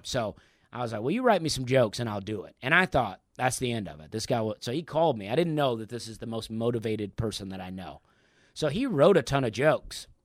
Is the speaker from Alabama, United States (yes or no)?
yes; Opelika, Alabama, United States; moved away as an adult; also born or lived in Charleston, South Carolina; I grew up in Opelika, and my parents almost never traveled